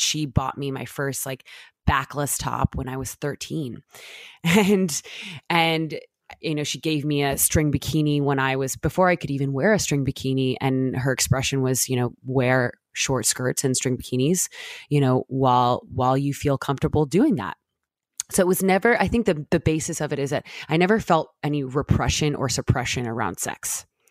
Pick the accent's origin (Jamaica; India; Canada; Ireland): Jamaica; now in United States; growing up in Jamaica